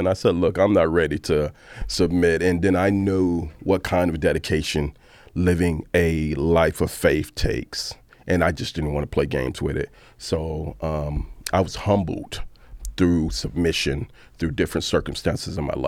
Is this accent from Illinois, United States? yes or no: yes; Chicago, Illinois, United States; I'm from Chicago